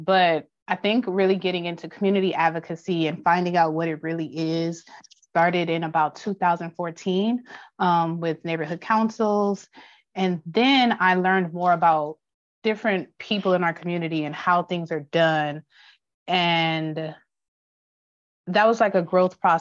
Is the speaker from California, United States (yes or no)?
yes; Los Angeles, California, United States; I'm from South Los Angeles, born and raised.